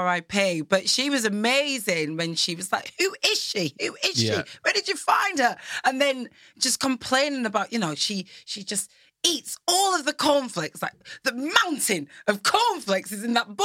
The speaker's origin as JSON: {"language": "English", "town": "Blackburn", "region": "North West England", "country": "United Kingdom", "tie": "born or raised there", "moved": "yes", "lives_now": "London, United Kingdom", "said": "I'm born and raised in Blackburn."}